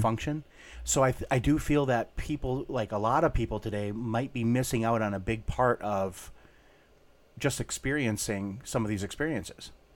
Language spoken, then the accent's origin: English; Minnesota, United States; we grew up in Minnesota